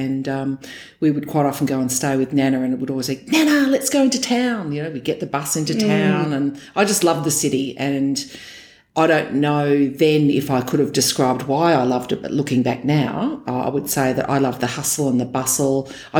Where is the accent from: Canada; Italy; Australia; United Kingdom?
Australia; Geraldton, Western Australia; moved away as an adult; also born or lived in Perth; now in Melbourne, Australia; I'm a WA girl. I grew up in Geraldton, which is about 400 kilometres north of Perth, and first 20 years of my life there. Not a small country town, but certainly a medium-sized one, about 18 to 20,000 people in that town when I was growing up.